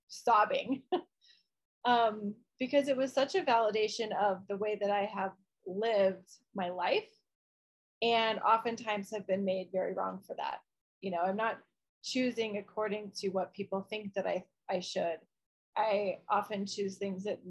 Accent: Midwest, United States; I grew up in the Midwest

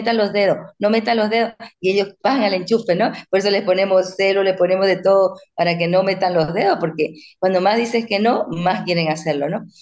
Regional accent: Bolivia; now in Spain; soy de Bolivia, pero ya llevo 26 años viviendo en este maravilloso país, España.

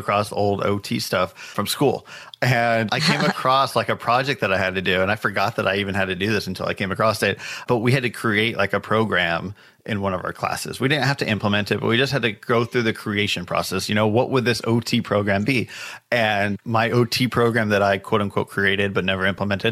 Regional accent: Southern California, United States; I grew up in Southern California, about 30 minutes east of Los Angeles.

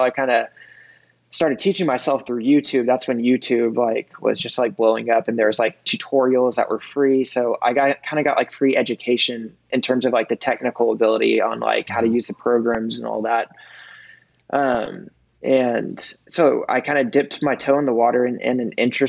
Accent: Austin, Texas, United States; also born or lived in Brooklyn, New York; I grew up in Austin starting when I was three

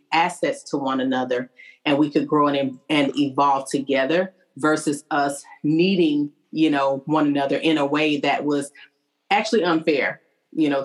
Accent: Arkansas, United States; now in Clarksville, United States; I'm actually from Arkansas.

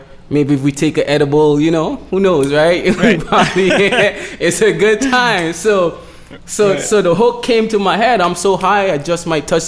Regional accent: Road Town, British Virgin Islands; moved away as an adult; also born or lived in St. Thomas, U.S. Virgin Islands; now in Miami, United States; I was raised in Tortola, which is the British Virgin Islands, which is British territory.

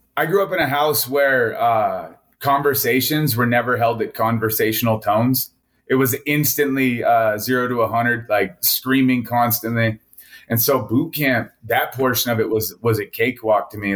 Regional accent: Montana, United States; also born or lived in Wailuku, Hawaii; I was born in Wailuku, Hawaii, and then my family decided to come to the middle of nowhere, Montana, or back here, uh, which is actually where my mom's side of the family is from

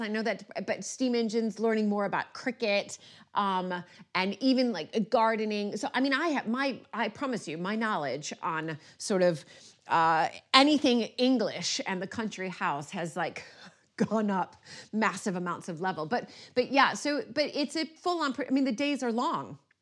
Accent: United States; now in United Kingdom; as an American

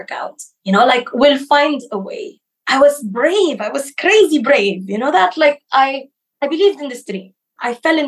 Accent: Philippines; moved away as an adult; now in Ukraine; I was born in the Philippines, so I grew up there. I studied there as well

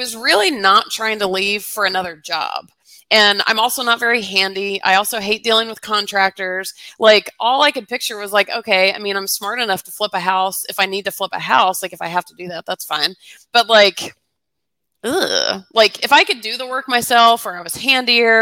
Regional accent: Atlanta, Georgia, United States; I grew up in Atlanta

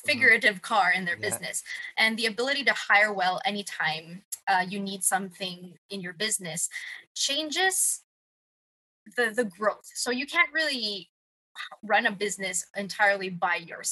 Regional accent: Philippines; I'm from the Philippines, born and raised.

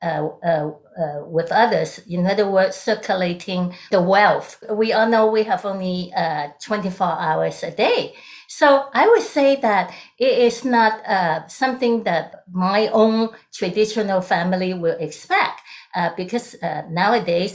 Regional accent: Hong Kong; moved away as an adult; now in United States; I'm originally from Hong Kong during the British colony era

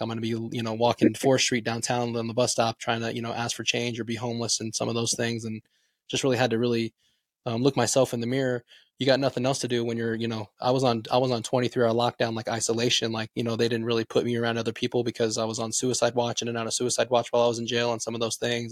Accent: Las Vegas, Nevada, United States; moved away as an adult; now in Reno, United States; I'm originally from Las Vegas, but I came up here to go to the University of Nevada, Reno

